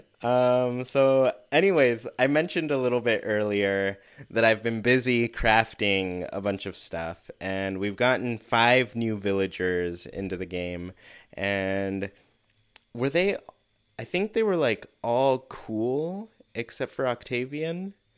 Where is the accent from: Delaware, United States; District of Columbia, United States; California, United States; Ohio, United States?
California, United States; Southern; growing up in Southern California with all the fires